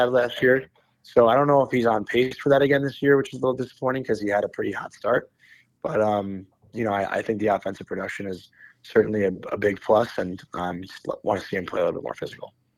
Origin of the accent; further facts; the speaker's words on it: United States; an American who went to college